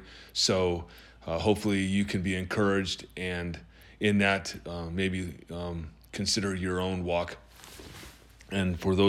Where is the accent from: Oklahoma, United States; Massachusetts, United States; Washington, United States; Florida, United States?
Washington, United States; Tacoma; born there; also born or lived in Georgia / Alaska; And I was born in Tacoma, Washington, Madigan Hospital. My father was in the Army.